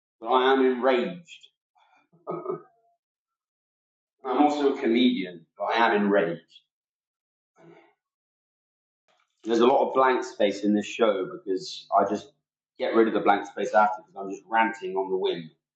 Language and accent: English; England, United Kingdom; here in the north of England. I am shocked and appalled that this has happened in my home country